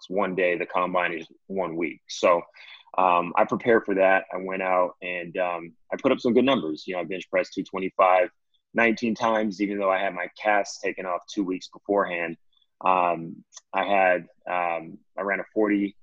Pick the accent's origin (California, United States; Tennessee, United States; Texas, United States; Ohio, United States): California, United States; Diamond Bar; I'm a native from California. Grew up in Diamond Bar, which is about 45 minutes outside